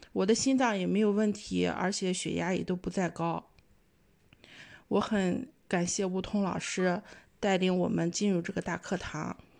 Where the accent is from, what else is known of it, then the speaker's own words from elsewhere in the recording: Qingdao, Shandong, China; 我也是来自青岛